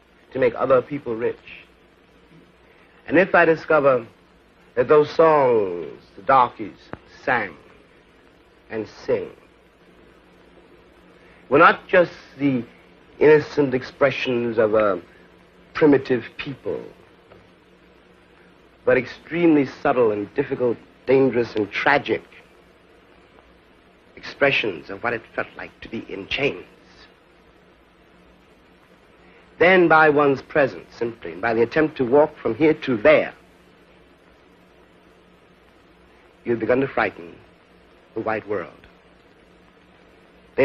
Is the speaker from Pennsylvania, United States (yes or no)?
no; New York City, New York, United States; My school really was the streets of New York City